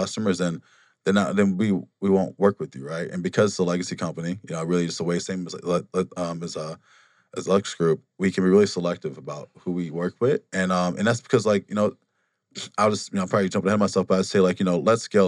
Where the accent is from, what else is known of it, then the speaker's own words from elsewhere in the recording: Wisconsin, United States; moved away as an adult; also born or lived in Milwaukee, Wisconsin; now in Phoenix, United States; we, we grew up in Wa-, Waseem, Wisconsin